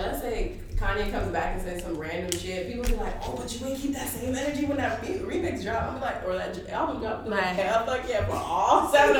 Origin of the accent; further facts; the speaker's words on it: Belgrade, Serbia; I'm from Belgrade, okay?